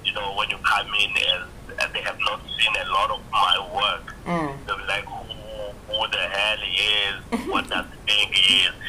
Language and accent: English; Mkondo, Mpumalanga, South Africa; also born or lived in KwaZulu-Natal / Katlehong, Gauteng; I was born in KZN, in the northern side of KZN, and I grew up there partly in Mpumalanga, Mkondo, and partly in the East Rand, Ekatlehong. So I'm a son of the soil and a traveler by nature.